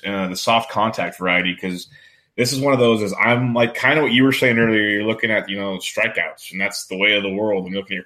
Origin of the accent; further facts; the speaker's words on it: Woodland, California, United States; I'm born and raised in Woodland, California.